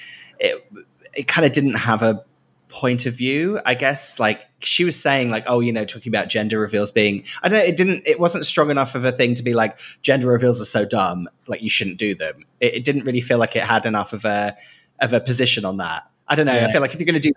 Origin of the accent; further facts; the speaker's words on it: Great Yarmouth, East of England, United Kingdom; I grew up in Great Yarmouth, which is a seaside town